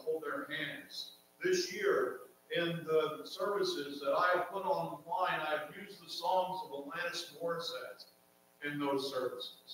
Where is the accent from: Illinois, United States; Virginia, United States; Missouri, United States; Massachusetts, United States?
Virginia, United States; Martinsville; accent: southern; I was born in Martinsville, Virginia, the southeast. I sit on top of North Carolina. I'm going to share with you my southern dialect